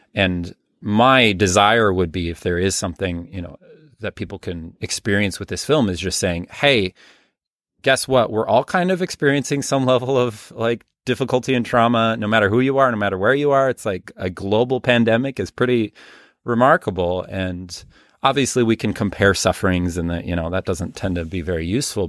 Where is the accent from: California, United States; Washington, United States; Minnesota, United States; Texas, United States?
Minnesota, United States; Minneapolis; moved away as an adult; now in Rhinelander, United States; I'm originally from the Minneapolis area